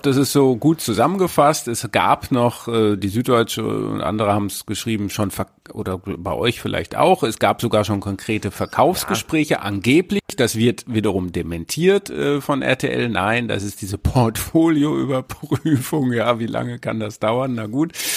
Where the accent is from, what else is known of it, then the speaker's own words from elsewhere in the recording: North Rhine-Westphalia, Germany; ich bin ja auch aus Ostwestfalen